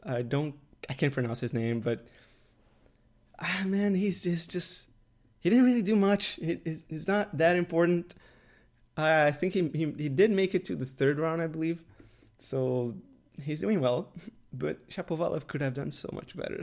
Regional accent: Canada; I'm in Canada and I'm Canadian

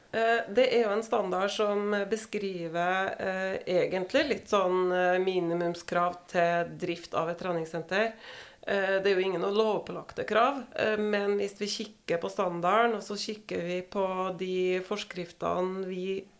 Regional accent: Verdal, Trøndelag, Norway; moved away as an adult; also born or lived in Oslo; Så da flytta vi fra Oslo igjen til hjemplassen min, Verdalen, da.

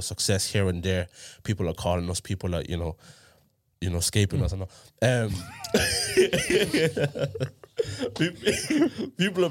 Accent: Ireland; growing up in Ireland

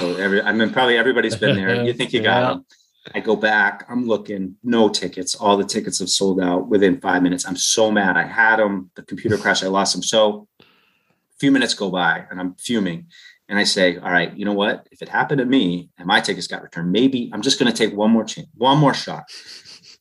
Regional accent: New England, United States; moved away as an adult; also born or lived in California / Los Angeles; I grew up around here in New England, and then I lived in California for 18 years, and then I moved back the last 4 or 5 years.

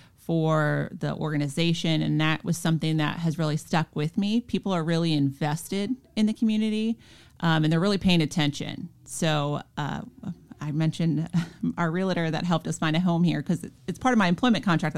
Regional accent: Minnesota, United States; So I was born and raised outside of Minneapolis. And I came down to Florida on a volleyball scholarship.

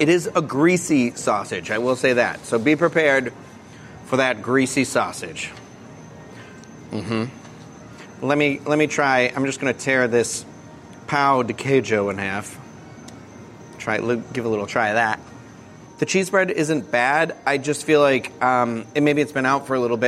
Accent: Massachusetts, United States; now in Florida, United States; I'm from Massachusetts.

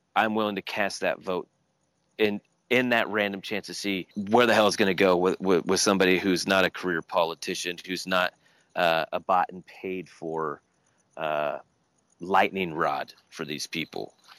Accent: Long Beach, California, United States; I grew up in Southern California in Long Beach

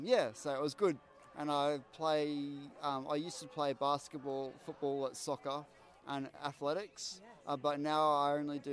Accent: Queensland, Australia; And I'm from Queensland.

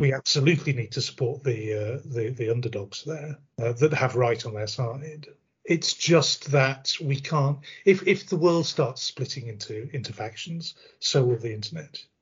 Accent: United Kingdom; we in the UK

